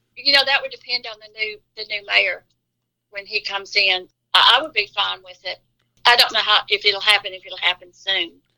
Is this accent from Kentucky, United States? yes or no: no; Olive Branch, Mississippi, United States; I was born and raised in Olive Branch. I've never moved anywhere else except the two years I was at Northwest.